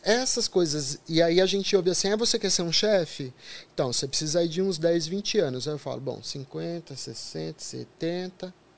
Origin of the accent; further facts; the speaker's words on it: São Paulo, Brazil; eu sou da periferia de São Paulo.